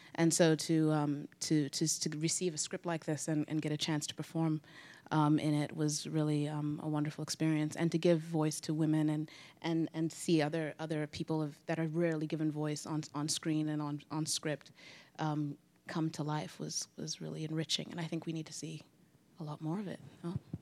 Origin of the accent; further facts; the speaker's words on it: Harare, Zimbabwe; also born or lived in Grinnell, Iowa, United States; now in New York, United States; I was born in Grinnell, Iowa, and I grew up in Harare, Zimbabwe